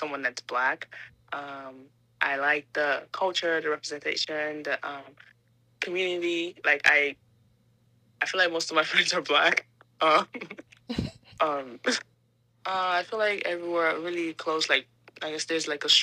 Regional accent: Houston, Texas, United States; also born or lived in Nigeria; I'm from Houston, but I'm Nigerian.

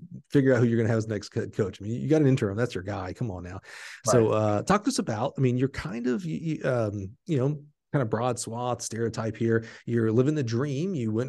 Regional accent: the South, United States; My whole career was to get to the SEC because I was from the South, right

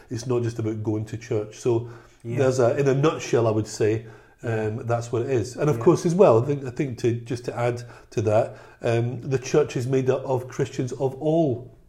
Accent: Glasgow, Scotland, United Kingdom; I mean, I was brought up in Glasgow.

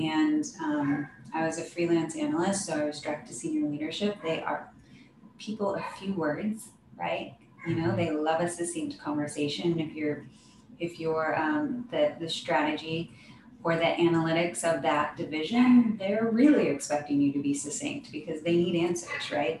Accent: Oregon, United States; I thought I was going to leave my hometown in Oregon

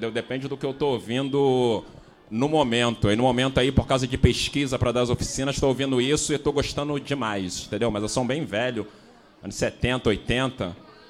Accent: Rio de Janeiro, Brazil; moved away as an adult; now in São Paulo, Brazil; Tô 10 anos aqui, mas não sou paulista não, pô. Aff. Rio de Janeiro

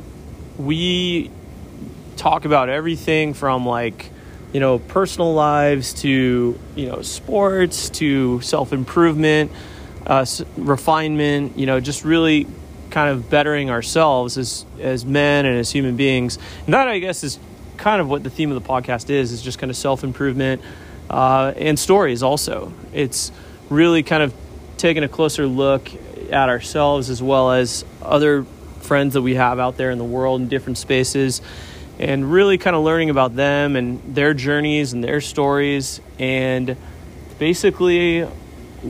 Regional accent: Newport Beach, California, United States; I grew up here in Newport Beach

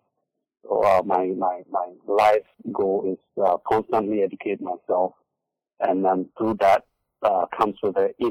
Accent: Accra, Greater Accra, Ghana; moved away as an adult; also born or lived in Eastern Region, Ghana / United Kingdom; now in United States; I was born and raised in Accra, Ghana.

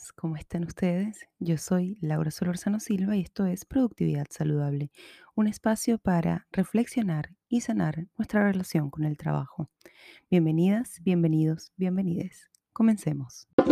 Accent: Chile; accent: Chilean; todo esto me acaba de salir muy chileno, lo siento. Bueno, no lo siento, es mi acento y así, así hablo hoy

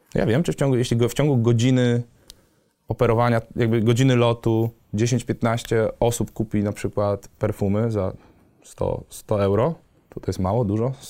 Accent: Wrocław, Lower Silesian Voivodeship, Poland; nie jestem stąd, jestem z Wrocławia

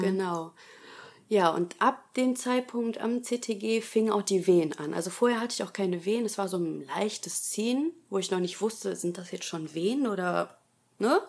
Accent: Essen, North Rhine-Westphalia, Germany; ich bin 26 Jahre alt, ich komme aus Essen

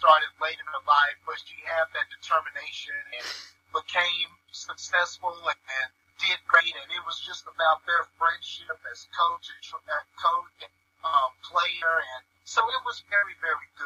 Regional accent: Midland and Odessa area, Texas, United States; growing up in the Midland and Odessa area

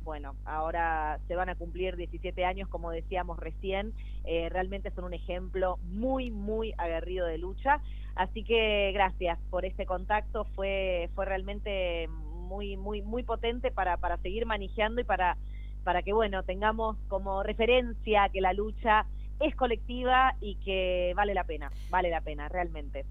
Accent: Buenos Aires, Argentina; como porteña desde la ciudad autónoma de Buenos Aires

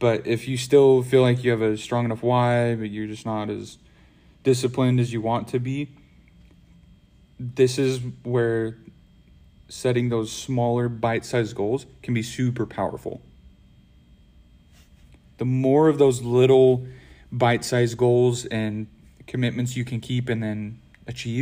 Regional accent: Idaho, United States; I'm from Idaho.

